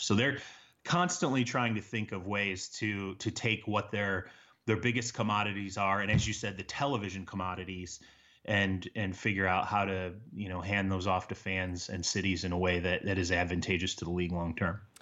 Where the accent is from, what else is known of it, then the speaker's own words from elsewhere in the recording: Michigan, United States; I grew up in Michigan